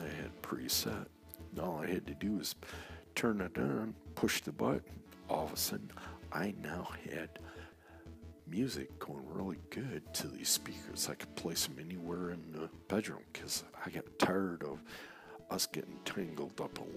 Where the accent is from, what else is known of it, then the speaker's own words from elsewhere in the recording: Saginaw, Michigan, United States; also born or lived in East Lansing, Michigan; Started a band back in my hometown, Saginaw, Michigan